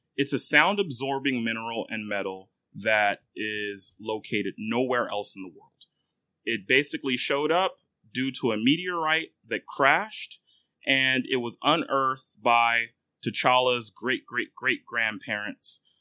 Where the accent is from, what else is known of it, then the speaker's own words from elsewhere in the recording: Nigeria; now in United States; I am Nigerian